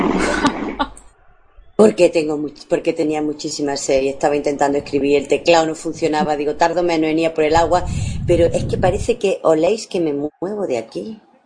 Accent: Spain; los raros parece que somos los españoles

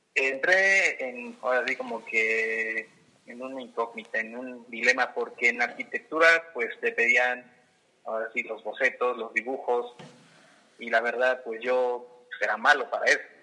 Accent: Toluca, State of Mexico, Mexico; soy orgullosamente de Toluca

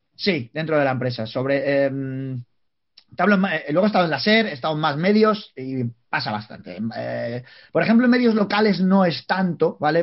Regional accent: Palencia, Castile and León, Spain; somos de Palencia

